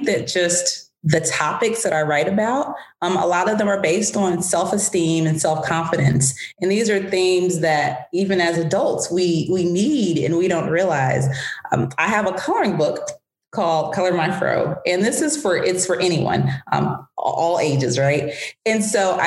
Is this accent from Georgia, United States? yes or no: yes; Atlanta, Georgia, United States; also born or lived in France / Washington, D.C.; I grew up in Atlanta. I left Atlanta at 17 for college